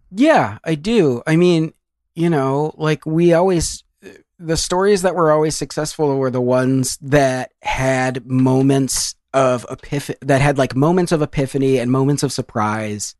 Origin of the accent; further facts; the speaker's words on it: Ann Arbor, Michigan, United States; I grew up in Ann Arbor, Michigan